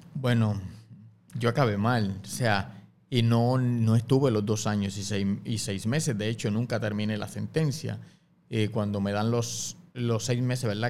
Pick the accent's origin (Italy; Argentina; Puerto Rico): Puerto Rico; Guaynabo; yo soy natural del barrio Camarones en Guainabo